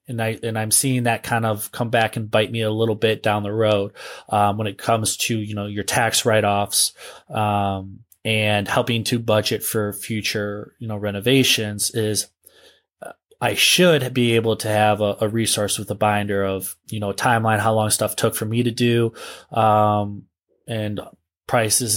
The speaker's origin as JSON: {"language": "English", "region": "northeastern Ohio", "country": "United States", "tie": "born or raised there", "said": "it's actually my hometown area"}